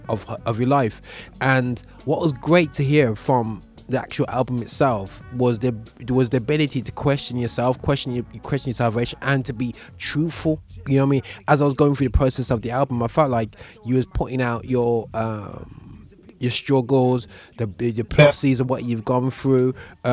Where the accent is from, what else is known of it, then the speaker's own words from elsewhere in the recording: Birmingham, West Midlands, United Kingdom; accent: Brummie; Listen, man, I'm Brummie all day, but I'm a universal Brummie accent.